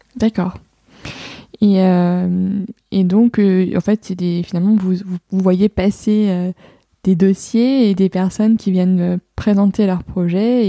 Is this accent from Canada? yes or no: no; Lille, Hauts-de-France, France; je suis lilloise